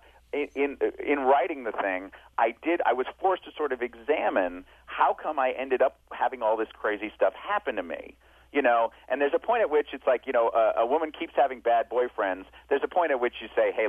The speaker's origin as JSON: {"language": "English", "region": "New York", "country": "United States", "said": "I was from New York"}